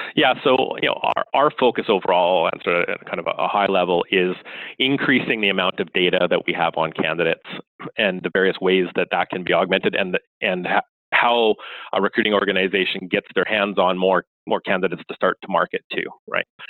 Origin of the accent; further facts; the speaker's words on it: Canada; I am Canadian.